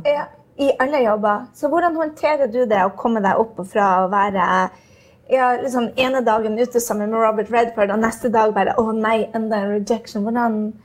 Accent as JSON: {"language": "Norwegian", "country": "Norway", "moved": "yes", "lives_now": "New York, United States", "said": "Jeg var nettopp hjemme i Norge hvor jeg eh, var nervøs for et skoletreff"}